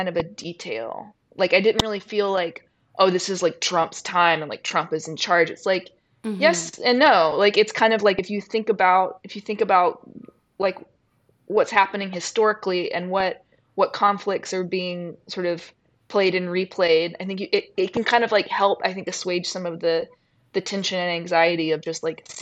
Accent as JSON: {"language": "English", "region": "Mississippi", "country": "United States", "tie": "born or raised there", "said": "We spent a lot of time in church because I'm from Mississippi, and that's in the small town that I'm from, that's where your whole social life is"}